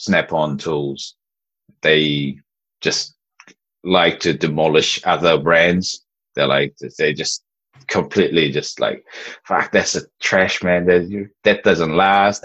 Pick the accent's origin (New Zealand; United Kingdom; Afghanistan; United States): New Zealand; growing up in New Zealand